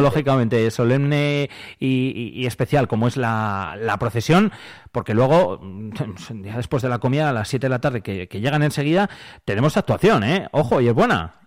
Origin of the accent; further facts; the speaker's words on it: Quintana Redonda, Castile and León, Spain; mi pueblo, en Quintana Redonda